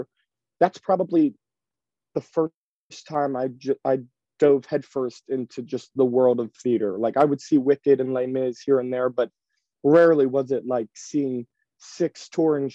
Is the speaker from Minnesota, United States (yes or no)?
no; Ridley Park, Pennsylvania, United States; I grew up right outside of Philadelphia in a little town a little town called Ridley Park, Pennsylvania, Delaware County.